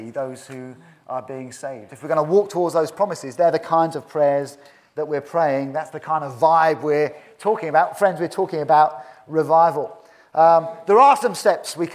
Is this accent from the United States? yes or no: no; United Kingdom; In my 47 years, I've never seen genuine revival in this country